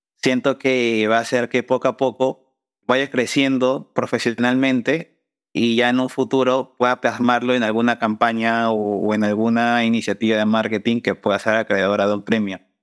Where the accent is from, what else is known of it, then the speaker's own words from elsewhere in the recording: Peru; mi país